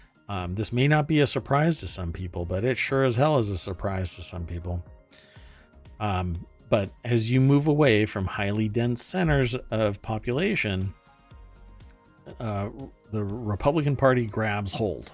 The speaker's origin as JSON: {"language": "English", "country": "Germany", "tie": "born or raised there", "second_language": "English", "said": "I grew up in Germany, so to me, I remember snow, but I don't remember it reaching 7 feet."}